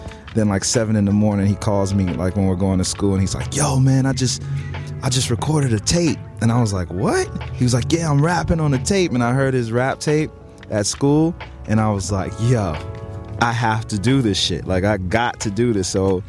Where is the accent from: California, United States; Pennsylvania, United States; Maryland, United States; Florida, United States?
California, United States; Stockton; also born or lived in Hayward, California; I'm originally from Stockton, California, which is like an hour outside of the Bay Area. But I went to college in Hayward, which is in the Bay Area.